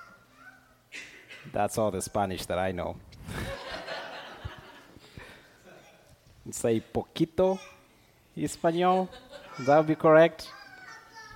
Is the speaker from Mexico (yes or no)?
no; Tanzania; moved away as an adult; now in Dallas, United States; I am originally from Tanzania, but Dallas is home now for me